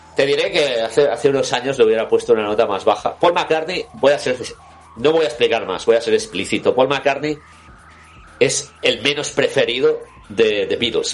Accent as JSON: {"language": "Spanish", "region": "Scotland", "country": "United Kingdom", "said": "siendo escocés"}